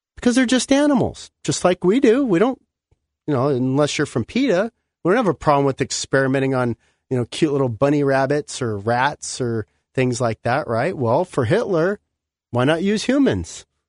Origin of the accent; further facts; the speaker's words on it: Southern California, United States; growing up in Southern California